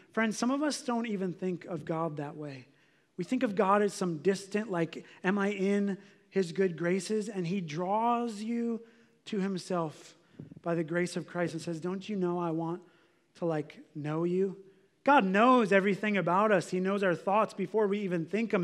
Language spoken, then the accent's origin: English; United States; we're American